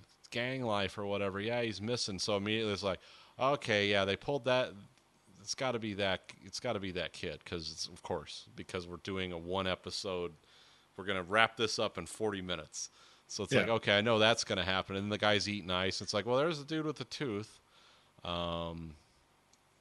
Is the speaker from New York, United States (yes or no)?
no; Detroit, Michigan, United States; I'm from Detroit.